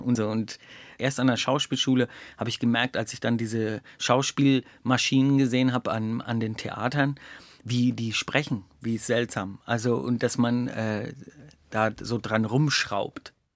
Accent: Upper Franconia, Bavaria, Germany; accent: Franconian; moved away; mit meinem Fränkischen, also ich habe vorne gerollt das R

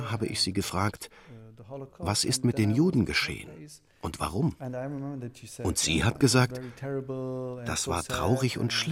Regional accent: Berlin, Germany; Ich bin in Wilmersdorf aufgewachsen, uh, in einem absolut durchschnittlichen Viertel.

